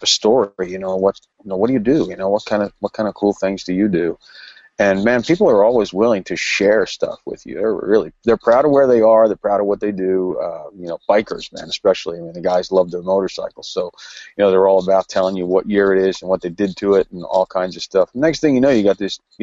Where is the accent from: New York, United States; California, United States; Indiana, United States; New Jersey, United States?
New Jersey, United States; I'm from New Jersey